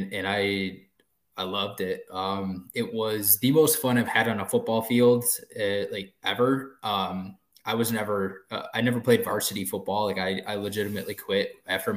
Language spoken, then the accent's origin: English; Detroit, Michigan, United States; growing up in the Detroit area